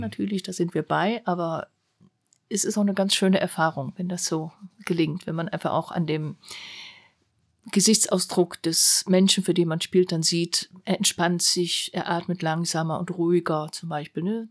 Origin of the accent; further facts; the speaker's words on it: Germany; dass ich Deutsche war